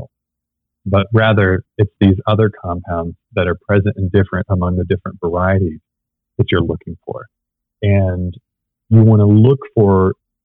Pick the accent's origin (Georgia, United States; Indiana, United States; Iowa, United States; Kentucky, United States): Georgia, United States; I'm from Georgia, where we produce the things that taste like sugar bombs